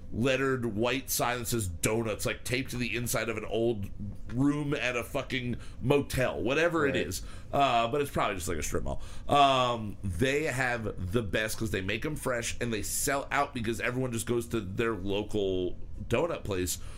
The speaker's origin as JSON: {"language": "English", "country": "United States", "said": "I ate it first because I'm American."}